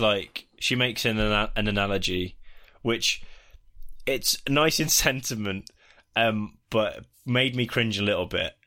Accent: United Kingdom; We're the British

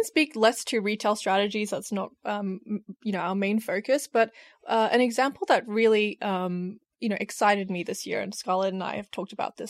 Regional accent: Australia; now in United Kingdom; I'm an Australian in the UK.

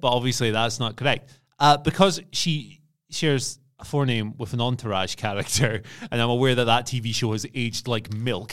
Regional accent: Scotland, United Kingdom; as a Scottish person

